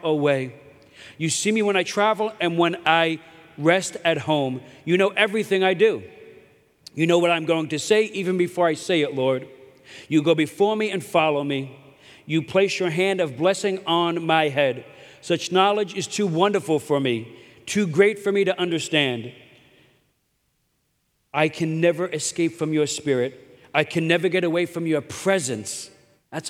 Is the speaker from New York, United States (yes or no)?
yes; New York City, New York, United States; I'm from Brooklyn